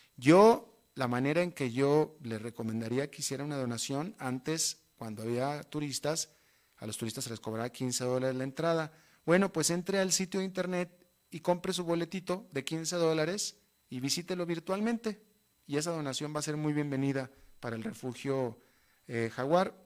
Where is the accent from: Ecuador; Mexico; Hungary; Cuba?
Mexico; Monterrey, Nuevo León; moved away as an adult; yo llevo eh, casi 30 años viviendo fuera de mi país de origen, que es México, pero sin embargo, hasta la fecha, todas las navidades las he pasado en mi tierra natal con mi familia